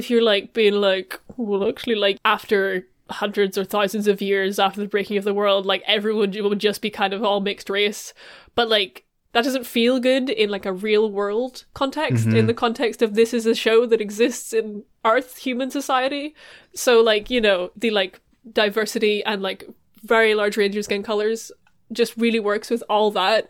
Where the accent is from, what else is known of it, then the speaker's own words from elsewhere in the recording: Ireland; being Irish